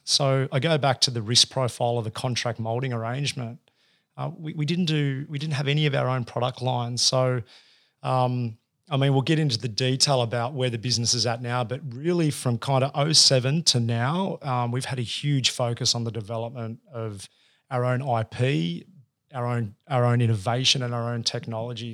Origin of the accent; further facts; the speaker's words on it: Sydney, New South Wales, Australia; also born or lived in Campbelltown / Bondi; I grew up out in Western Sydney